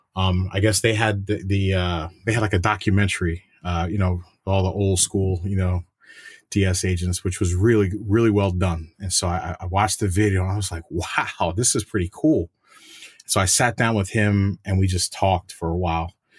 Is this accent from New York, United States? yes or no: yes; New York City, New York, United States; moved away as an adult; I'm a New Yorker, and I had family that w, that was in law enforcement, 'cause, you know, my dad was in N Y P D.